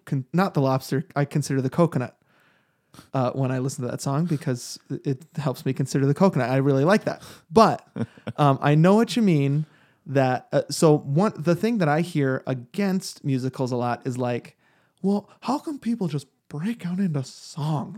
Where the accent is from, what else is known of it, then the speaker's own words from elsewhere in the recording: New York, United States; I grew up in New York